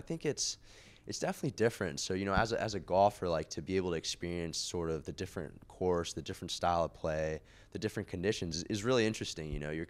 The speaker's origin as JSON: {"language": "English", "region": "New York", "country": "United States", "tie": "born or raised there", "also_born_or_lived": "California / Beijing, China", "said": "So I was born in California and lived there till I was about 8, but then we moved around. We lived in Beijing, actually, for about 5-6 years, yeah, and then ended up in Westchester, New York for the rest of my childhood."}